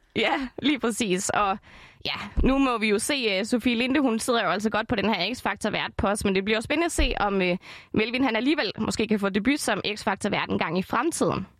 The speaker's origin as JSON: {"language": "Danish", "town": "Esbjerg", "region": "Southern Denmark", "country": "Denmark", "tie": "born or raised there", "said": "Esbjerg. Det er min hjemby."}